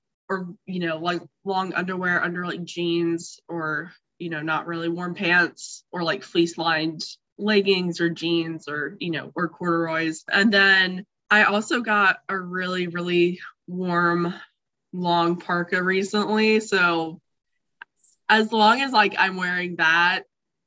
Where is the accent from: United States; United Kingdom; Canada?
United States; Lynchburg, Virginia; I grew up in Lynchburg, Virginia.